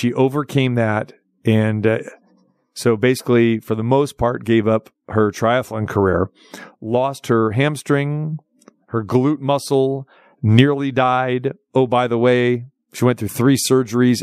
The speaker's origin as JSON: {"language": "English", "town": "Sacramento", "region": "California", "country": "United States", "tie": "born or raised there", "moved": "yes", "said": "my hometown, Sacramento"}